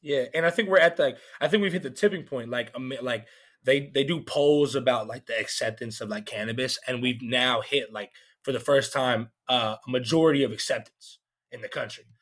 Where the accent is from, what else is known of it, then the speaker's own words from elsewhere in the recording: Canton, Georgia, United States; now in Nashville, United States; I'm from Canton, Georgia. It's like 30 minutes away from Atlanta